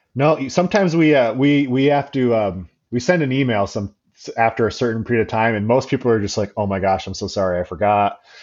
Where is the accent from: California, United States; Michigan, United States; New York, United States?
Michigan, United States; Grand Rapids; my hometown of Grand Rapids, Michigan